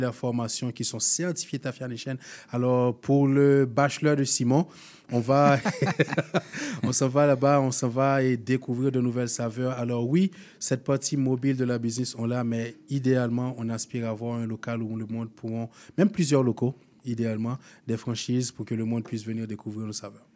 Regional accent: Haiti; moved away as an adult; now in Canada; Je viens d'Haïti.

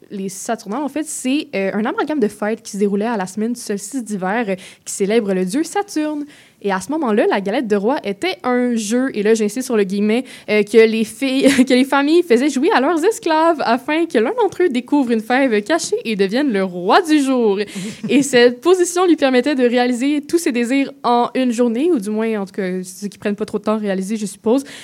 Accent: Quebec, Canada; en tant que Québécoise

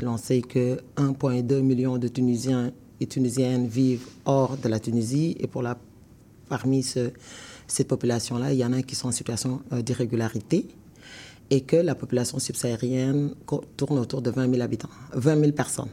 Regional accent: Senegal; now in Canada; moi, je suis sénégalaise, quand j'arrive au Canada, j'immigre au Canada mhm. parce que je, quitte mon pays qui est le Sénégal

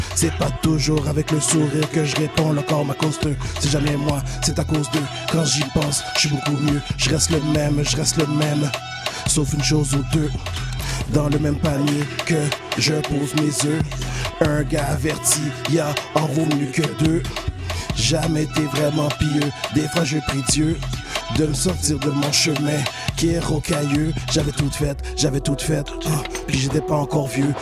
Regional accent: South Shore, Quebec, Canada; Je suis de la Rive-Sud.

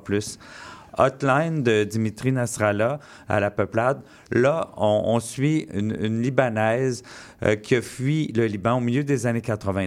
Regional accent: Quebec, Canada; je suis né au Québec

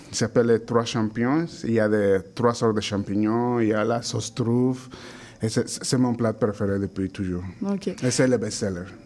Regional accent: Mexico; French is a second language; Je, suis de je viens du Mexique, comme ça, là-bas, on mange beaucoup de viande.

